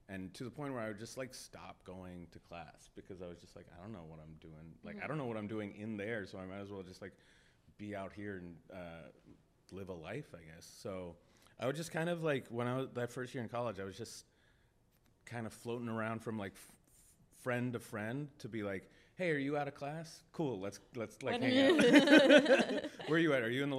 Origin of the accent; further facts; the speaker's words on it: Pittsburgh, Pennsylvania, United States; moved away as an adult; now in Los Angeles, United States; So I've lived in LA for close to 8 years now. I'm from Pittsburgh